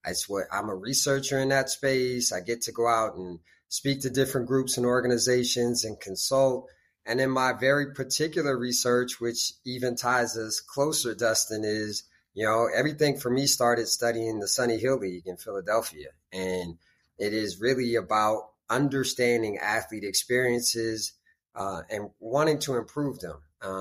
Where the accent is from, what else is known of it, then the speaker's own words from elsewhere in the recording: Beirut, Beirut Governorate, Lebanon; born there; also born or lived in United States; Yeah, I was born in the Middle East. I was born in Beirut, Lebanon. And then kind of split my time between the States and the Middle East until I went to college.